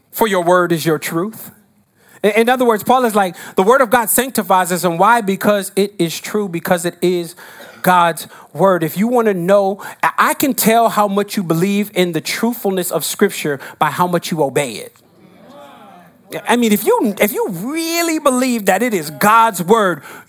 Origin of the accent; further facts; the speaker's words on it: New Jersey, United States; now in New York, United States; I grew up in Jersey